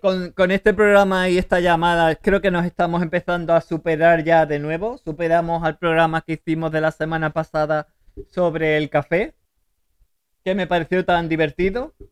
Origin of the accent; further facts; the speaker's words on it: Seville, Andalusia, Spain; La que es de Sevilla soy yo